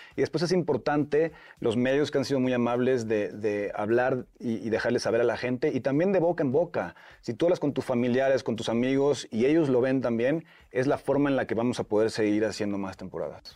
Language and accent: Spanish; Puerto Vallarta, Jalisco, Mexico; Sí, soy de Puerto Vallarta